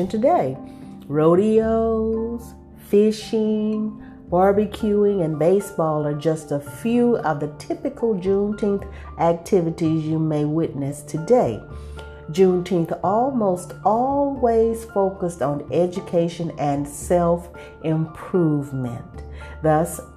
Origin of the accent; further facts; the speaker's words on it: Texas, United States; I'm still a Texan